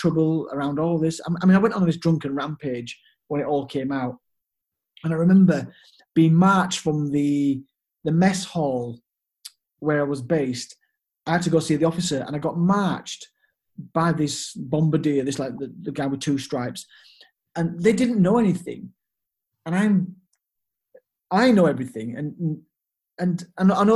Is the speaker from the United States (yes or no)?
no; Leeds, Yorkshire and the Humber, United Kingdom; also born or lived in Hanover, Germany; I came back to my hometown in Leeds